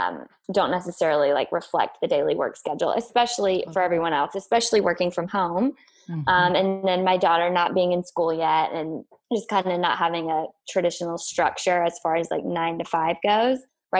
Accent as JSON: {"language": "English", "region": "the South", "country": "United States", "said": "I was living in the Northeast for part of that. So it was a lot colder, you know, we're both from the South, humidity and all that good stuff."}